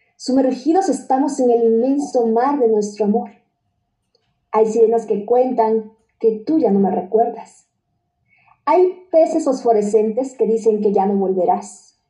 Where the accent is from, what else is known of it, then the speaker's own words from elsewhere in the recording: Chiapas, Mexico; soy de Chiapas